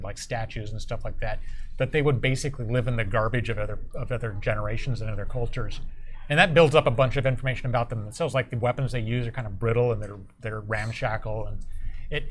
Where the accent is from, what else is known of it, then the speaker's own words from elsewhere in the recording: Point Arena, California, United States; my hometown, Northern California. It's Point Arena